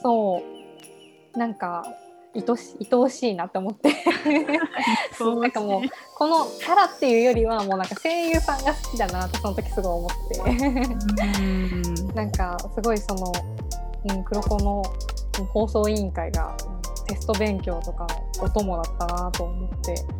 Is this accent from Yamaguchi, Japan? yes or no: yes; Yamaguchi, Japan; born or raised there; moved away as an adult; now in Kanto, Japan